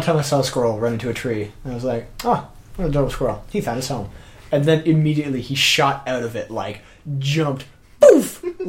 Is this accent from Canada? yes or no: yes; just outside Musquodoboit Harbour, Nova Scotia, Canada; just outside of Muscadelphin